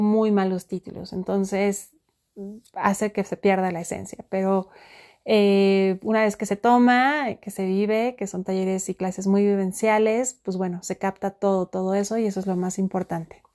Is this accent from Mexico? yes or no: yes; Mexico; estoy muy cerca de un volcán en mi país México, conocido como el Nevado